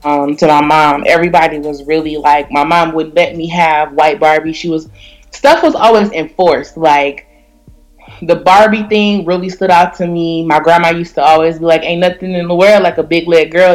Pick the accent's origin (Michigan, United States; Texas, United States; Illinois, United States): Michigan, United States; Detroit; I was raised in Detroit, so when you raised in Detroit, you really got to stand your p's and q's